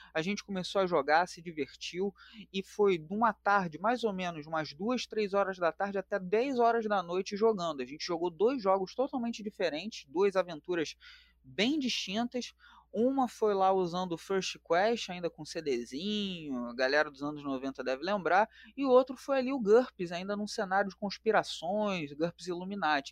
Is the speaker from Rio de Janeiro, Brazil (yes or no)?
yes; Rio de Janeiro, Brazil; Eu sou aqui natural da capital do Rio de Janeiro, sou do Complexo do Alemão